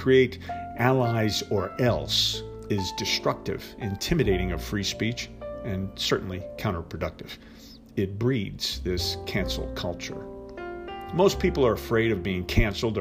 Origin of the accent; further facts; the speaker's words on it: New Jersey, United States; I'm from New Jersey